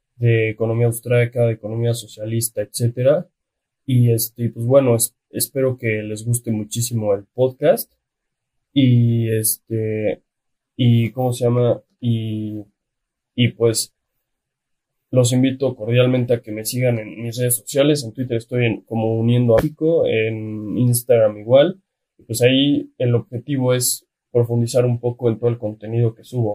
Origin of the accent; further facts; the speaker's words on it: Mexico; Que lo tenemos de vecino en la frontera norte